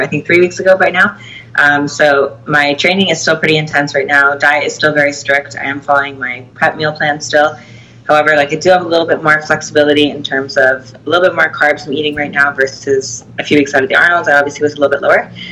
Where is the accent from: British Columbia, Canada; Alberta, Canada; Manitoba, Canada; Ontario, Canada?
Ontario, Canada; Toronto; I will be at the Toronto Pro Show as well, my hometown